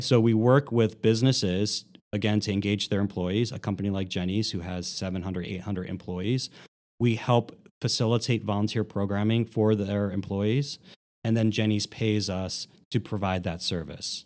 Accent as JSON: {"language": "English", "town": "Philadelphia", "region": "Pennsylvania", "country": "United States", "tie": "born or raised there", "moved": "as an adult", "lives_now": "Columbus, United States", "said": "I grew up in Philadelphia"}